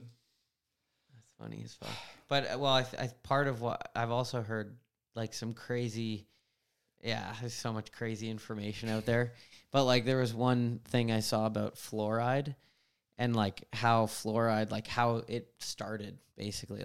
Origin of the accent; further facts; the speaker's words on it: Vancouver Island, British Columbia, Canada; I grew up on Vancouver Island, which was big bike influence